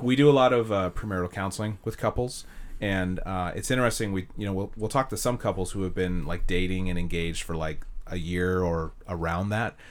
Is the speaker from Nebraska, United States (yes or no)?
no; Castro Valley, California, United States; also born or lived in Hayward, California; I grew up in Castro Valley.